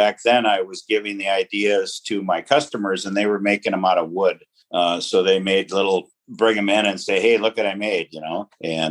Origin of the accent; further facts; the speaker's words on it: Fergus Falls, Minnesota, United States; I did. Yep.